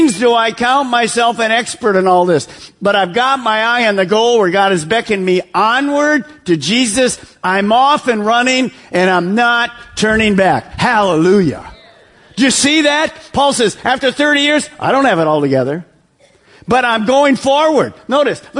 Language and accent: English; Detroit, Michigan, United States; moved away; I'm from Detroit, so we're in suburb of Detroit